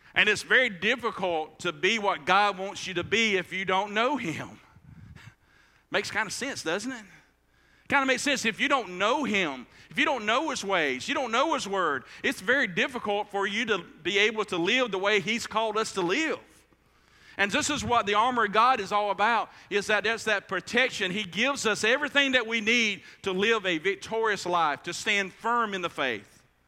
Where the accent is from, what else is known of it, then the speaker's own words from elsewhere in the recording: United States; we as American uh, uh Christians